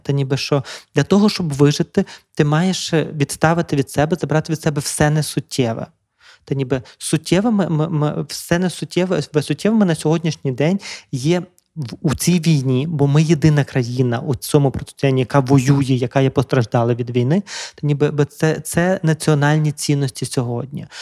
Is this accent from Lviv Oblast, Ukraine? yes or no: yes; Drohobych, Lviv Oblast, Ukraine; я народився на Львівщині в Другобичі, славному місті